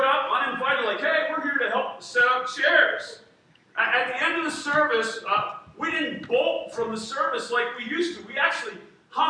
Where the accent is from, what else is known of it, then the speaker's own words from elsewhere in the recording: Harrisburg, Pennsylvania, United States; also born or lived in Redondo Beach, California; I grew up in Harrisburg.